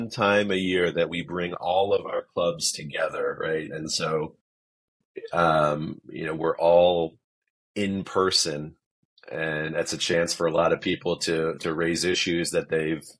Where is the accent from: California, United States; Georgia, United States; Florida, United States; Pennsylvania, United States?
Pennsylvania, United States; Philadelphia; moved away as an adult; now in Denver, United States; I grew up in Philadelphia